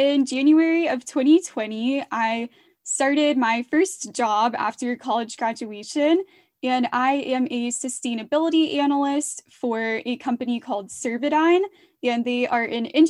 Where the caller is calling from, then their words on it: Atlanta, Georgia, United States; I am calling from Atlanta, Georgia.